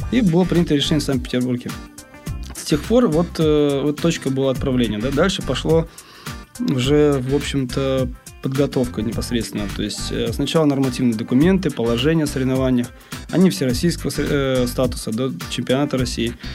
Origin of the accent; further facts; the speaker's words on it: Crimea, Ukraine; Я, я сам э, родом из Крыма, да, и с детства гонялся Куба Крыма.